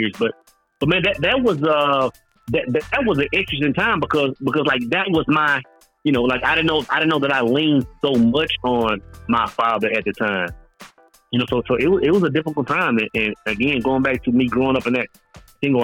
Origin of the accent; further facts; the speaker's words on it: East Texas, United States; moved away as an adult; also born or lived in Oklahoma; growing up in East Texas, man, I felt like outside of East Texas, like that was the end of the world